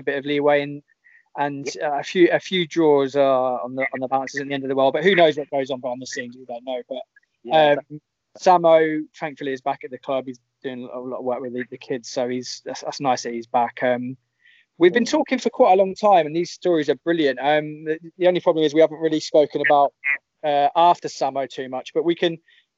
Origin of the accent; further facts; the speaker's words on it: Northampton, East Midlands, United Kingdom; I'm from Northampton